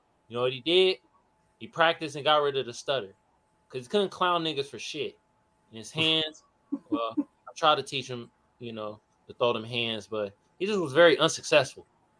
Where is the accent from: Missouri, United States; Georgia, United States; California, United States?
California, United States; Oakland; I'm from Oakland, California, bro.